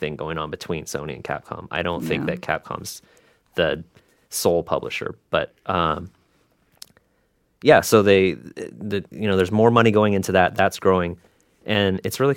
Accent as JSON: {"language": "English", "town": "Seattle", "region": "Washington", "country": "United States", "tie": "born or raised there", "said": "I grew up mostly in the Seattle area"}